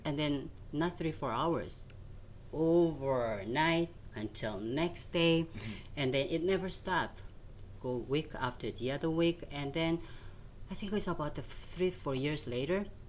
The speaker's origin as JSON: {"language": "English", "region": "Seoul", "country": "South Korea", "tie": "born or raised there", "moved": "yes", "said": "I grew up in South Korea in Seoul"}